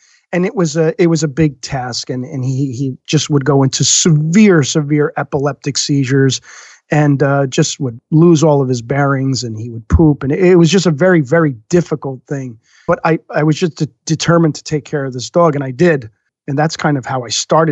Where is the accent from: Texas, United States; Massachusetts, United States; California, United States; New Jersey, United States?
New Jersey, United States; I grew up in North Jersey, not the worst place in the world to be raised